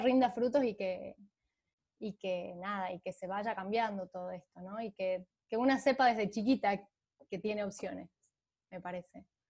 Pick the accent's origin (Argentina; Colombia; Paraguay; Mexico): Argentina; San Miguel de Tucumán, Tucumán; nací en Tucumán, en, la, en, la, capital de Tucumán